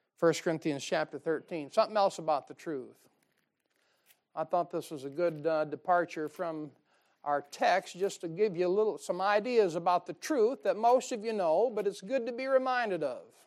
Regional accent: United States; I'm an American

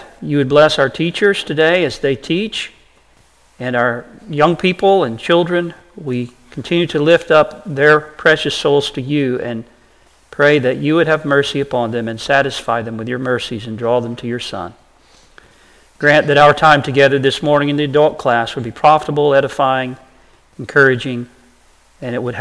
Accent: Brevard, North Carolina, United States; I was born and raised in Western North Carolina, in the mountains of Western North Carolina. We lived near a town called Brevard

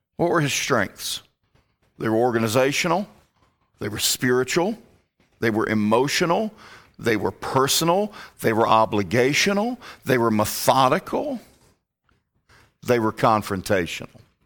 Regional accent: Virginia, United States; moved away as an adult; also born or lived in Alabama; I, I was born and raised in Virginia

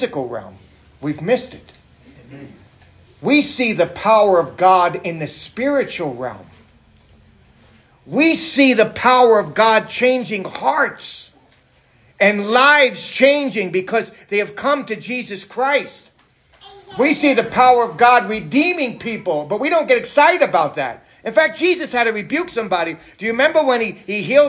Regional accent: New York City, New York, United States; moved away; I'm from New York City.

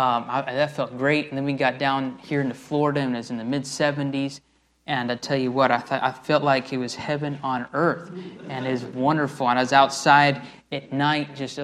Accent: Tucumán, Argentina; where I was mentioning the pastor this morning, where I grew up there in Tucumán, the climate's a lot like here

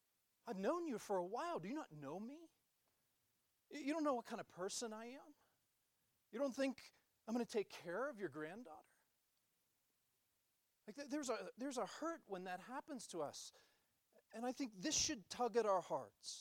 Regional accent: United States; us as American Christians

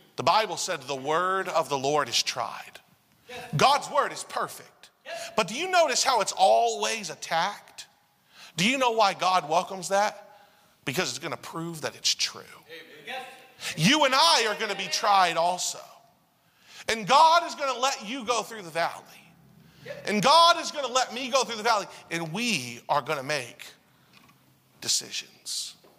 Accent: United States; also born or lived in Asia; as an American English speaker

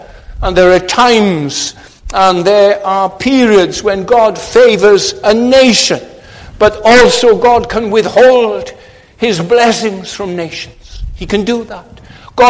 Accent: Wales, United Kingdom; we in Wales, we live under the shadow of our great, powerful cousins across the dike there in England

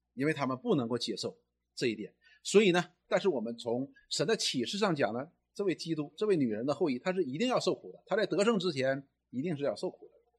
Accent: China; 我们中国人常常讲一句话：“你知道你是谁吗？”

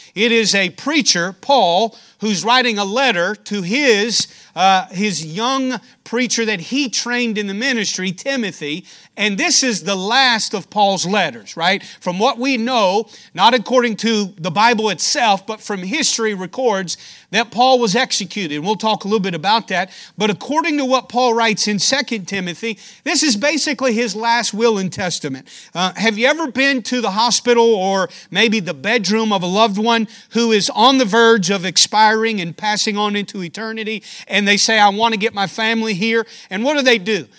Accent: United States; I'm an American

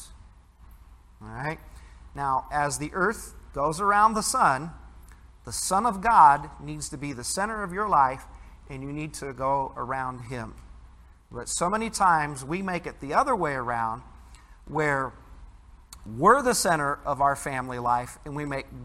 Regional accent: Midwest, United States; growing up in the Midwest

